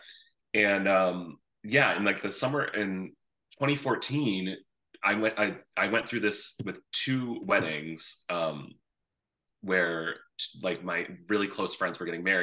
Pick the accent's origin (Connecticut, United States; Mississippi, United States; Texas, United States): Connecticut, United States; now in upstate New York, United States; my home state of Connecticut